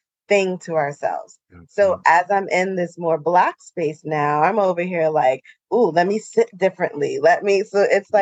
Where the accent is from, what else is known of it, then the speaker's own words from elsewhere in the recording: Hillside, New Jersey, United States; now in Exeter, United States; I grew up in Hillside, New Jersey.